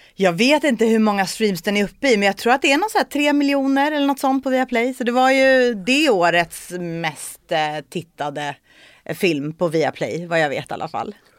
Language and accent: Swedish; Saltsjöbaden, Stockholm County, Sweden; jag är född och uppvuxen i Solsidan i Saltsjöbaden